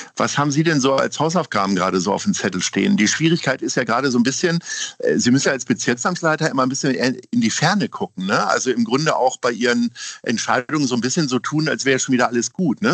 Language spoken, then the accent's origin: German; Hamburg, Germany; ich komme aus Altona. Da habe ich jetzt wirklich sehr viele äh, glückliche Jahre verlebt